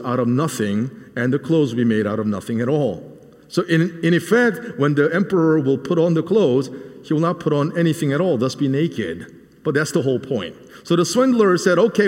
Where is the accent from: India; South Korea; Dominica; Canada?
South Korea; now in Nashville, United States; a small child growing up in Korea